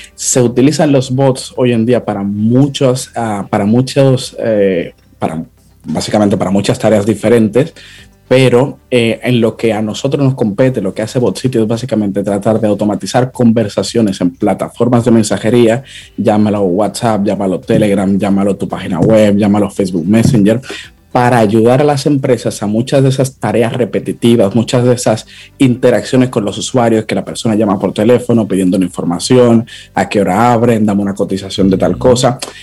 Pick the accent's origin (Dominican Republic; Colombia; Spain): Dominican Republic; nosotros los dominicanos